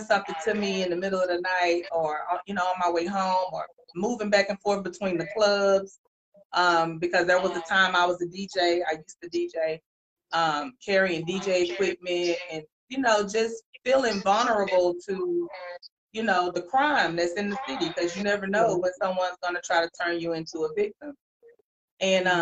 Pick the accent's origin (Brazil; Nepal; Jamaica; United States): United States; Dallas, Texas; I am Dallas born, Dallas bred. I'm at home. I'm right here from Dallas. I graduated from Carter High School. Grew up in Oak Cliff, Pleasant Grove, Mesquite areas